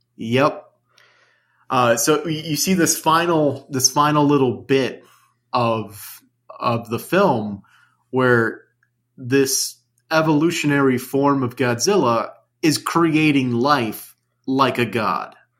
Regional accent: United States; I'm American

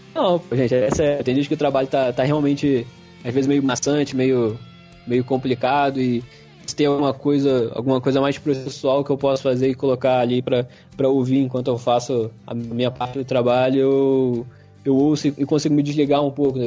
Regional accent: Brazil

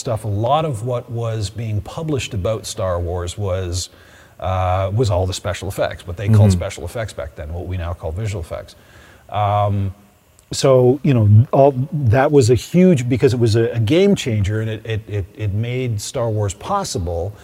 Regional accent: Oshawa, Ontario, Canada; I came from a bustling, auto-driven town or city, Oshawa.

